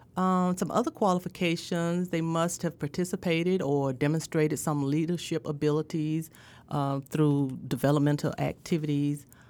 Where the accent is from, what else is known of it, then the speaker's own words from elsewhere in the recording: Indianola, Mississippi, United States; also born or lived in Greenville, Mississippi / Starkville, Mississippi; I'm from Indianola, Mississippi, born and bred